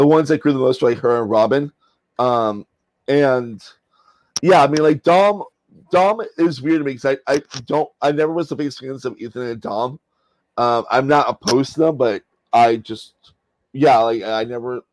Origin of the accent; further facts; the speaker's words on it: Miami, Florida, United States; moved away; I like how she keeps referencing my hometown, Miami